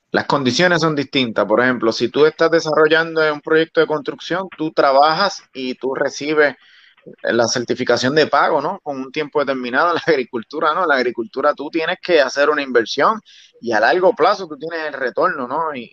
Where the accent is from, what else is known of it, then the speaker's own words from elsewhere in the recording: San Sebastián, Puerto Rico; pues yo soy un puertorriqueño que viene de abajo, ¿no? Y, y salí del municipio de San Sebastián y me fui a estudiar para San Juan.